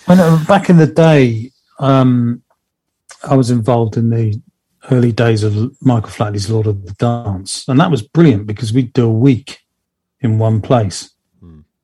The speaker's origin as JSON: {"language": "English", "town": "Plymouth", "region": "South West England", "country": "United Kingdom", "tie": "born or raised there", "said": "here local in my hometown of Plymouth"}